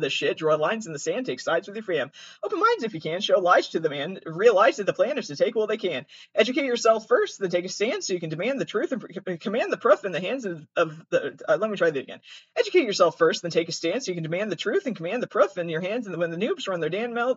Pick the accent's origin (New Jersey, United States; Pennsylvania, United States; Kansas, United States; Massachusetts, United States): Massachusetts, United States; accent: Boston Italian; I'm from Massachusetts